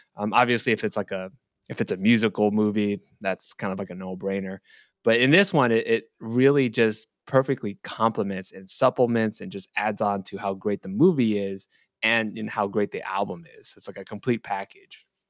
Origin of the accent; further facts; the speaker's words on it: Bay Area, California, United States; I'm from the Bay Area